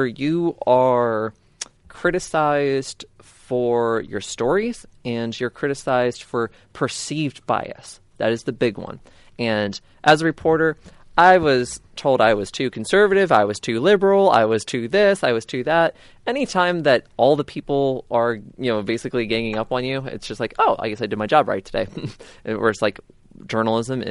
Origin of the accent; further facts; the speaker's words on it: Manassas, Virginia, United States; I was born in Prince William Hospital in Manassas, September 30th, 1984